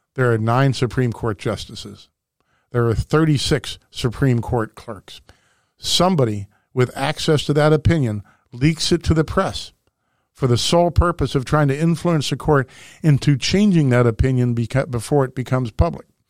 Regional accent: St. Louis, Missouri, United States; my hometown, Saint Louis

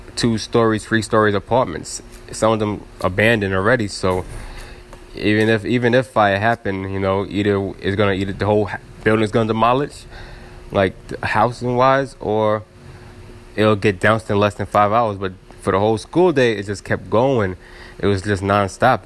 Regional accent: New York City, New York, United States; I'm from East New York at that time

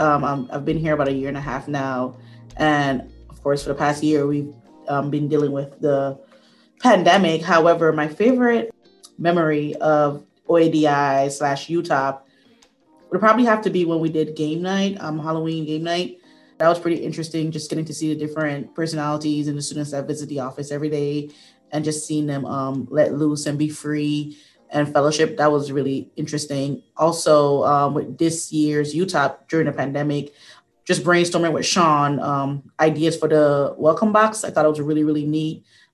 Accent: U.S. Virgin Islands; I'm 30 years old. I'm from the Virgin Islands. I graduated from Virginia Union University, and I'm currently working at my master's at Appalachian State University.

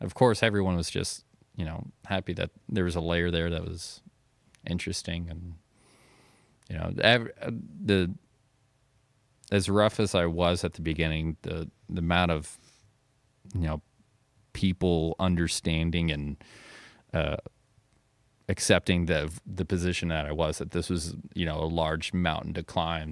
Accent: Carbondale, Illinois, United States; also born or lived in Anna, Illinois; I was born in Carbondale. I lived in Anna when I was super young, but just kinda moved right

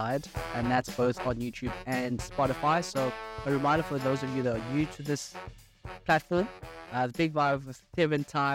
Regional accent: South Africa; growing up in South Africa

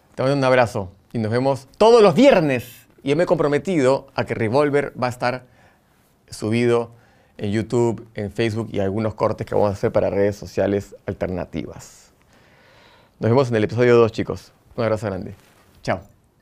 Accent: Lima, Peru; now in Buenos Aires, Argentina; Amo mi Lima, cada vez que voy me emociona, amo mi Perú, soy repatriota

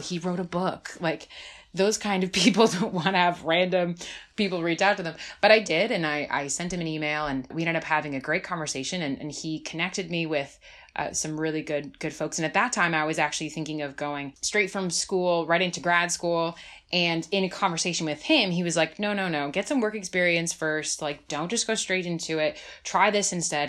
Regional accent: New Jersey, United States; also born or lived in Bismarck; now in Washington, D.C., United States; I grew up in New Jersey

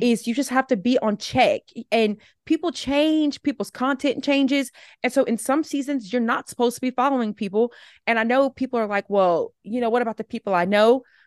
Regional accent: Alabama, United States; moved away as an adult; also born or lived in South Carolina; now in Atlanta, United States; I live in Atlanta, Georgia right now. But I grew up in Alabama.

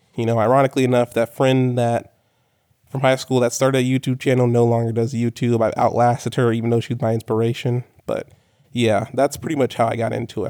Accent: Corpus Christi, Texas, United States; moved away as an adult; I was born and raised in Corpus Christi, Texas.

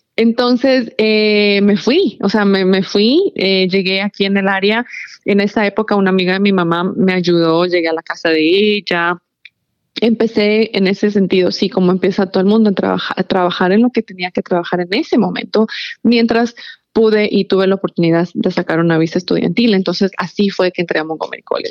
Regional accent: Ecuador; moved away as an adult; now in Maryland, United States; yo en realidad me crié y crecí en Ecuador toda mi vida. Cuando yo me mudé para el área de, Maryland, yo ya tenía 21 años

